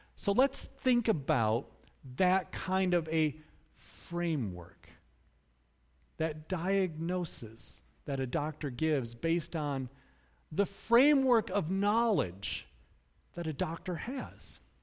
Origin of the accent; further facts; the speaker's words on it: Cutlerville, Michigan, United States; I grew up in Cutlerville